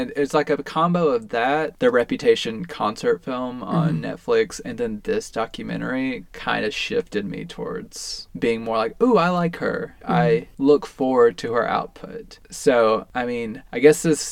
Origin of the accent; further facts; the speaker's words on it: Tennessee, United States; we're from Tennessee